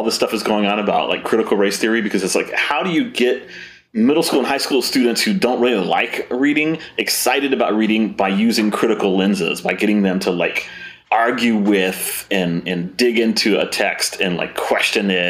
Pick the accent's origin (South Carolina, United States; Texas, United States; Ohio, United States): Texas, United States; McAllen; also born or lived in Weslaco, Texas / Donna, Texas; I'm Mid Valley. I'm definitely a Mid Valley boy. Grew up in McAllen, graduated from PSJA, lived for a while in Weslaco as well, and I live in Donna now